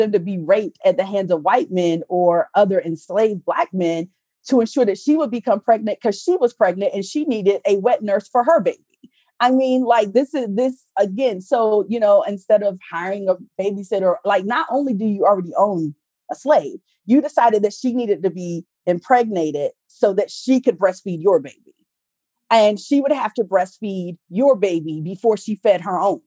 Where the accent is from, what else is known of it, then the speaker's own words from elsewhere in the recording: the South, United States; I'm from the South.